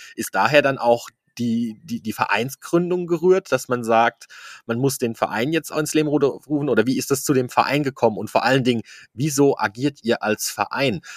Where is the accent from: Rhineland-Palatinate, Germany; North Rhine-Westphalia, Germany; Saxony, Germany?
Rhineland-Palatinate, Germany; Eich; bin auch ja aus der Ecke Eich